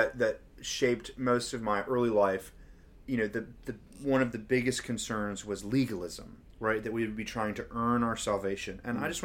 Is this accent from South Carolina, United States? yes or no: no; Memphis, Tennessee, United States; now in New Zealand; I'm from Memphis, a majority black city, arguably one of the cities with one of the worst racist legacies in the country.